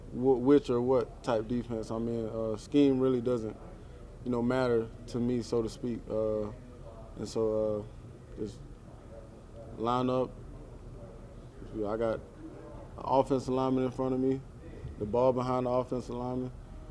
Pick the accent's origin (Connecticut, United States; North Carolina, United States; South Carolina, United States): South Carolina, United States; he's from Georgia and I'm from South Carolina, so we're right there